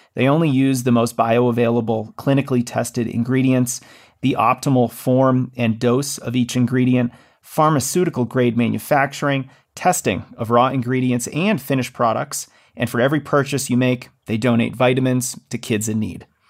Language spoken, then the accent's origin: English; Massachusetts, United States; that's my home state